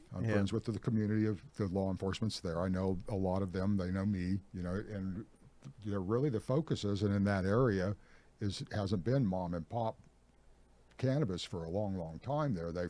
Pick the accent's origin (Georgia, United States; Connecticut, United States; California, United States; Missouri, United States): California, United States; Ukiah; And that's the Ukiah, my hometown, is like, that's, I grew up in that neck of the woods, and it's just a way of life there.